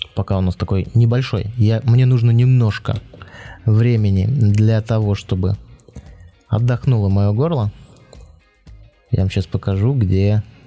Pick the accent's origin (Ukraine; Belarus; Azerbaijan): Belarus; accent: Belarusian; мне сразу все говорят, ты белорус. Хотя я белорусскую мову плохо знаю, ну, в школе учил